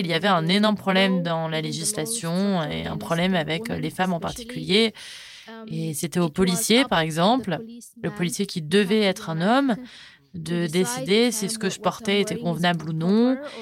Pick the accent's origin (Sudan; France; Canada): Sudan; French is a second language; also born or lived in Qatar; je viens du Soudan